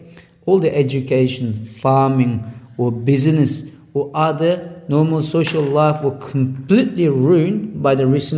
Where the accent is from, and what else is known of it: Kucha, Xinjiang, China; born or raised there; moved away as an adult; now in Australia